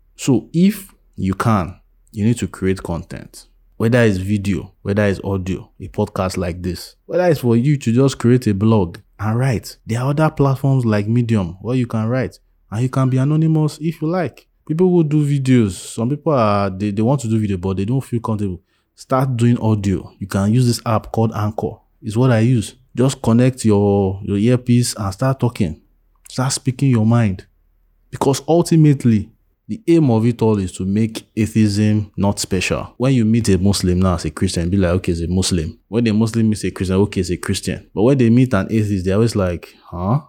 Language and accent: English; Nigeria; as a Nigerian atheist